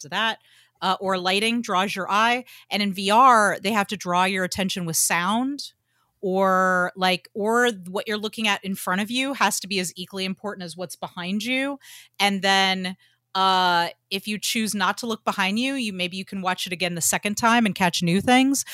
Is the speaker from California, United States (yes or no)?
no; Georgia, United States; I grew up in Georgia and everybody went to church